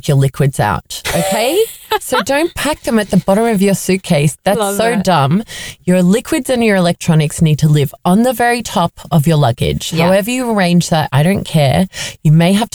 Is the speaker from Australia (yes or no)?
yes; Australia; I'm Australian